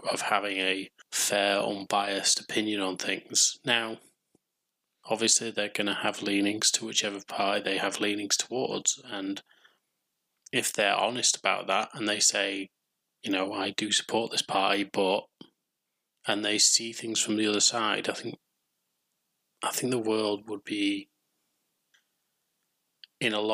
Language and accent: English; England, United Kingdom; I'm English